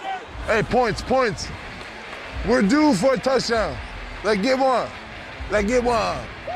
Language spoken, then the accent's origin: English; Seattle, Washington, United States; we are from Seattle